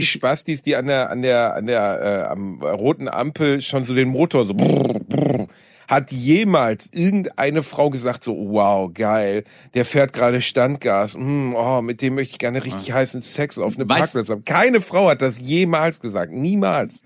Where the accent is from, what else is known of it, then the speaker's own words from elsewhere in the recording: Germany; ich bin ja Deutscher